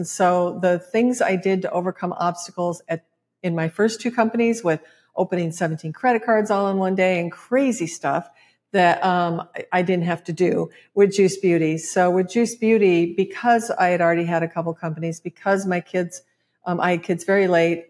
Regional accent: Midwest, United States; And as a Midwesterner, I was like, oh my God, your education, just go for it.

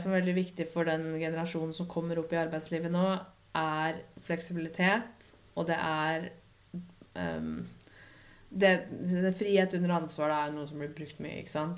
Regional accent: Lillehammer, Innlandet, Norway; moved away as an adult; also born or lived in Dublin; At jeg kunne dra hjem til Lillehammer og jobbe herfra en uke

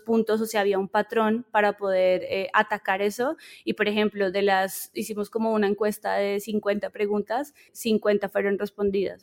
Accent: Colombia; moved away as an adult; now in Mexico; soy colombiana, pero vivo en México hace unos tres años

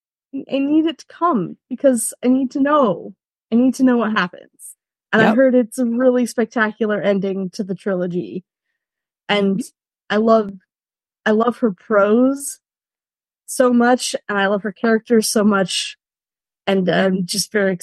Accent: California, United States; moved away as an adult; also born or lived in Rhineland, Germany; now in Germany; I am a Californian, but am currently residing in Germany in the Rhineland

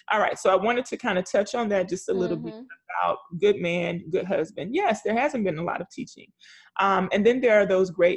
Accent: the South, United States; growing up in the South

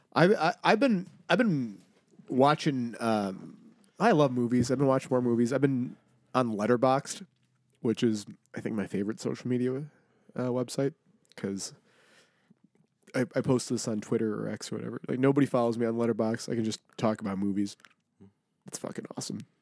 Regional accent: Buffalo, New York, United States; I'm from South Buffalo

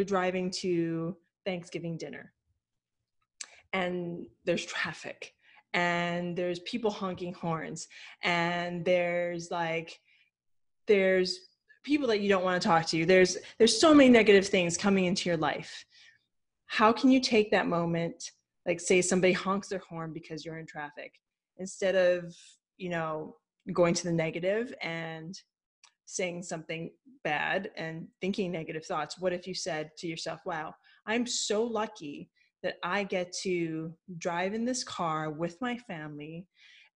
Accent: Hawaii, United States; I'm from Hawaii

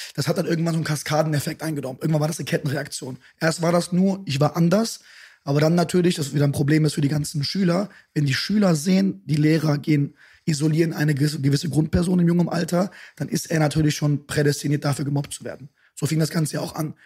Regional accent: Düsseldorf, North Rhine-Westphalia, Germany; also born or lived in Bonn; Geboren bin ich in Bonn, aber groß geworden in Düsseldorf

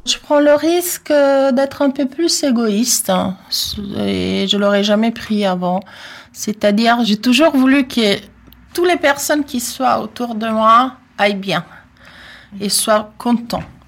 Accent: Italy; French is a second language; moved away as an adult; now in France; j'ai un accent, oui, je suis italienne

